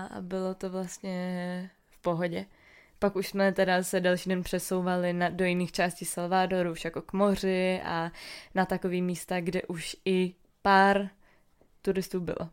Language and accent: Czech; Czechia; jsme z České republiky